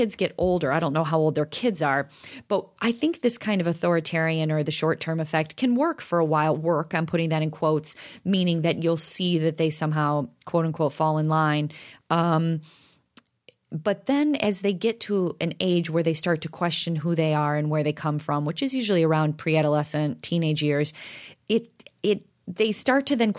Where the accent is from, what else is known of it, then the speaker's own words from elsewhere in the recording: DeKalb, Illinois, United States; I grew up in DeKalb, so everything was in a cornfield.